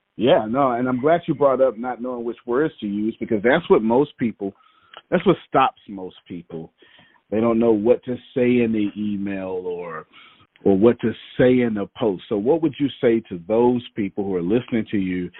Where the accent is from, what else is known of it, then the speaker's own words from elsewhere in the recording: Texas, United States; I'm from Texas, right? I'm in Texas doing this here